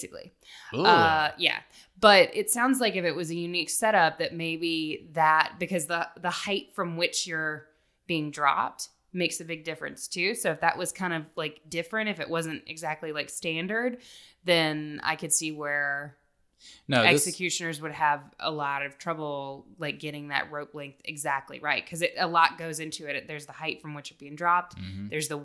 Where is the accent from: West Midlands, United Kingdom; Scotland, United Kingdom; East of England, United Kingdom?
Scotland, United Kingdom; I can take it. I'm Scottish. I understand.